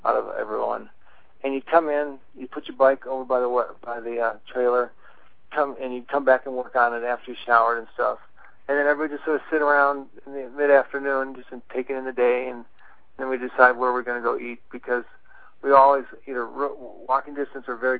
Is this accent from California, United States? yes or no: no; Cleveland, Ohio, United States; now in Denver, United States; My hometown was from Cleveland